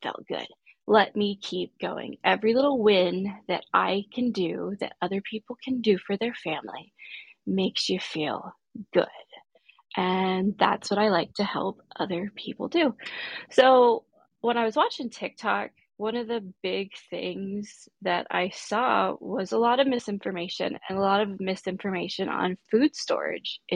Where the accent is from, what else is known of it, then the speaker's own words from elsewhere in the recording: Corpus Christi, Texas, United States; now in Texas, United States; I grew up in Texas. I grew up along the coast of Texas in Corpus Christi.